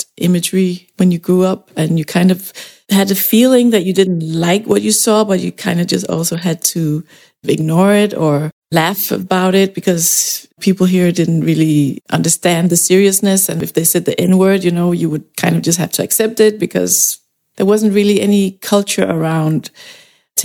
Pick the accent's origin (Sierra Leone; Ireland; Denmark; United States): Denmark; growing up in Denmark